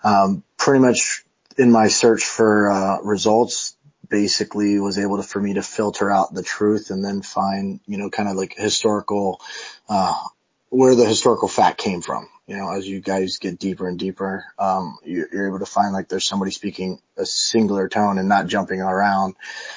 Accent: Miami, Florida, United States; now in Washington, D.C., United States; I'm originally from Miami, Florida in the United States. I currently reside in Washington, D.C., nation's capital.

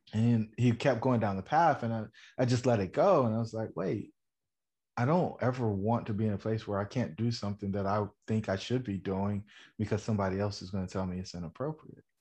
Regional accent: Fayetteville, North Carolina, United States; I grew up in Fayetteville, North Carolina, the son of a soldier.

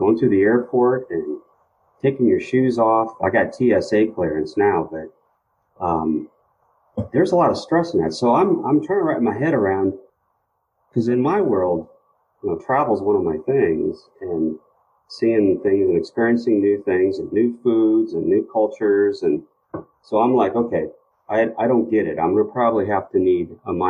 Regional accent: Midwest, United States; I'm from the Midwest.

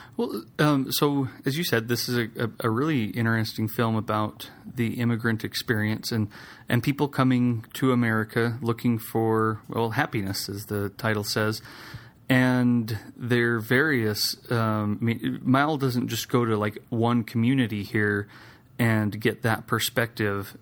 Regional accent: Idaho, United States; I grew up in Idaho

